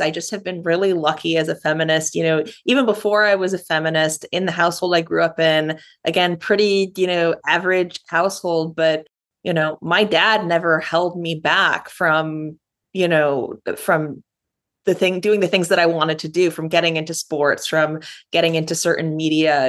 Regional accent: Rochester, New York, United States; now in New York City, United States; I grew up in Rochester, New York, the outermost borough. I live in New York City now

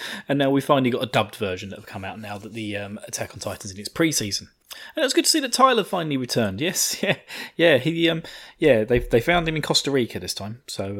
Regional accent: United Kingdom; I'm the British side of this thing.

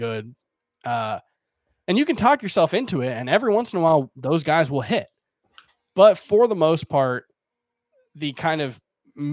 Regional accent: South Florida, United States; moved away as an adult; now in New York, United States; I moved to New York from South Florida, where I lived my entire life

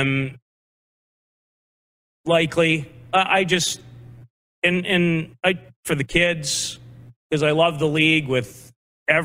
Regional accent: Saskatoon, Saskatchewan, Canada; now in Calgary, Canada; I grew up in Saskatoon

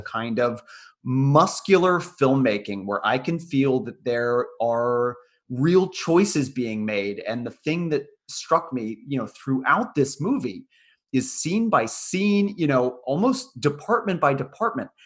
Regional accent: United States; me growing up you know born in the 80s after these events in america

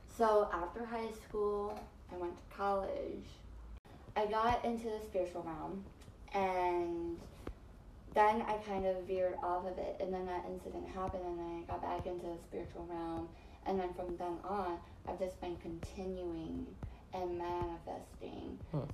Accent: Philippines; people are like, where are you from? And I'm like, I'm from the Philippines.

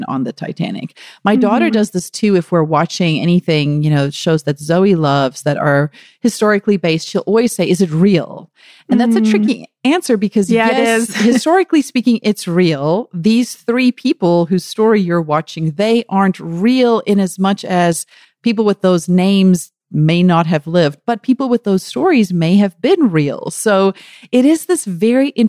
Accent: KwaZulu-Natal, South Africa; I was born in KwaZulu-Natal, so the Zulu nation has always been very important to my father

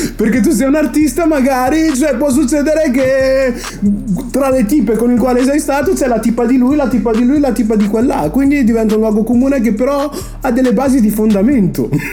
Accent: Brescia, Lombardy, Italy; now in Milan, Italy; Quindi io sono un fake bresciano, siccome non so parlare il dialetto bresciano

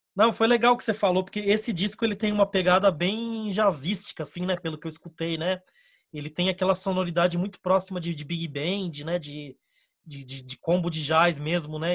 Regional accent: Brazil; existe ainda um fiozinho que, que nos une como brasileiros.

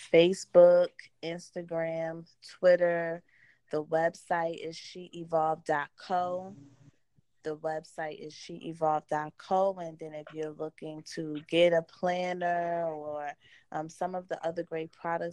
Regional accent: New Jersey, United States; Born and raised Jersey girl

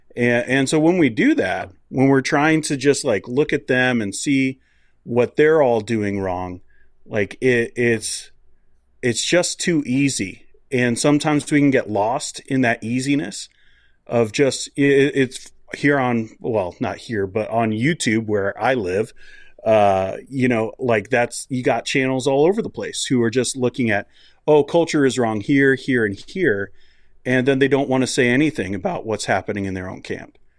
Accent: United States; moved away as an adult; now in Canada; I grew up in the States

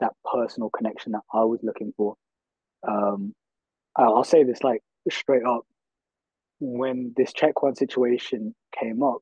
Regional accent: Birmingham, West Midlands, United Kingdom; I grew up in Handsworth

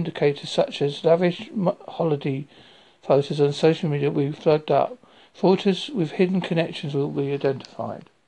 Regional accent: Essex, East of England, United Kingdom; moved away as an adult; now in Devon, United Kingdom; I'm originally from Essex in England

